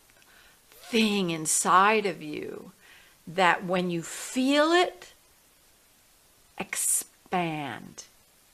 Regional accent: New York City, New York, United States; I grew up in New York City

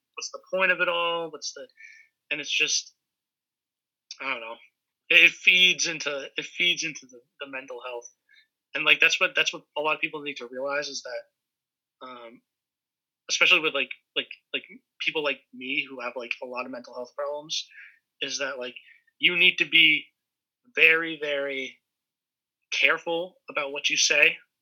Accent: New England, Massachusetts, United States; I grew up in New England. Um, you know, I'm a native from New England

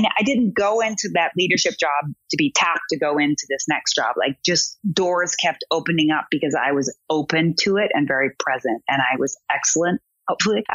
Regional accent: Everett, Washington, United States; I grew up in Everett, Washington

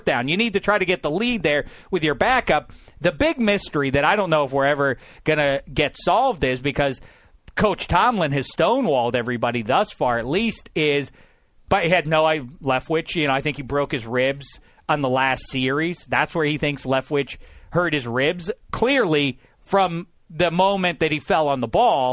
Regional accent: Pittsburgh, Pennsylvania, United States; I'm from Pittsburgh.

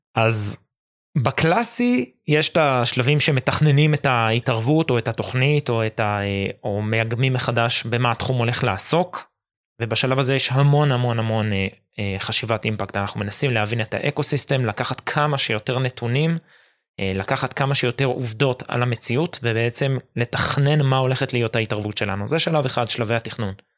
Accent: Jerusalem, Jerusalem District, Israel; אני ירושלמי

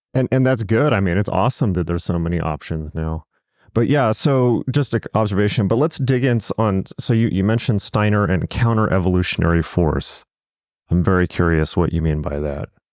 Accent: Southern California, United States; I'm from Southern California. I'm from the West Coast

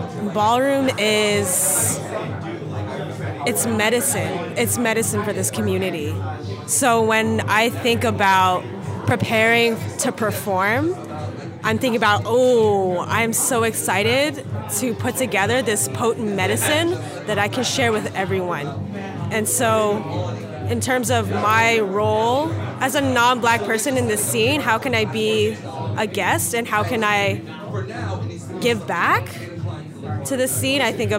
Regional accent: San Jose, California, United States; now in Oakland, United States; I grew up in San Jose, but I now live in Oakland.

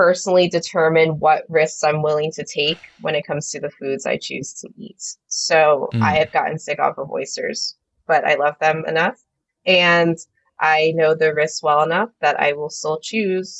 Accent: New Jersey, United States; moved away as an adult; also born or lived in Nashville; I left my home state of New Jersey

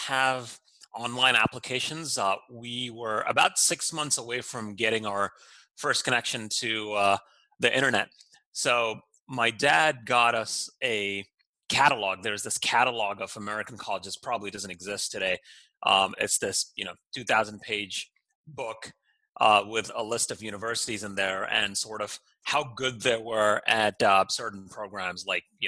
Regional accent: Doha, Qatar; moved away as an adult; now in United States; I grew up in Doha, Qatar, in the Middle East. My parents are from India, and they moved to Qatar probably in the 70s, and I was born and raised there

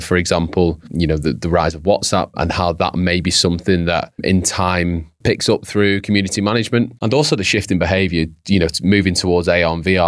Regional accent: United Kingdom; Brits are quite

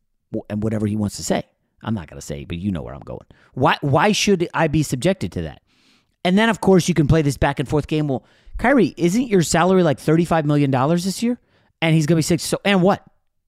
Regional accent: New York, United States; I was born in New York.

